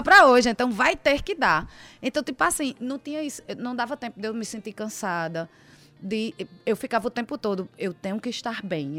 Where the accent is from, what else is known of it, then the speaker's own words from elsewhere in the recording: Paraíba, Brazil; also born or lived in Pará; eu nasci no Pará, me criei na Paraíba, já morei em diversas cidades